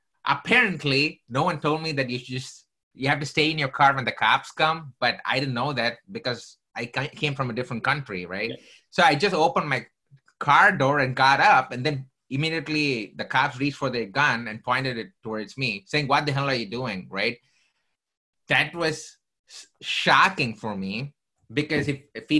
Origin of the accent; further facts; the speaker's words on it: South India, India; moved away; I came from southern part of India